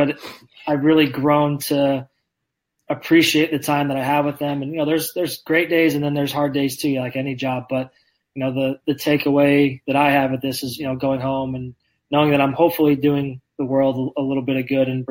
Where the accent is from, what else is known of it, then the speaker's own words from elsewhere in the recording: Indiana, United States; moved away as an adult; now in Lindsborg, United States; I grew up in Indiana.